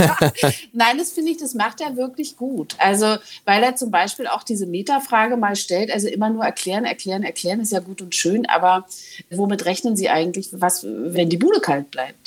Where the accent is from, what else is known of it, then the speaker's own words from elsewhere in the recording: East Germany, Germany; als Ostdeutsche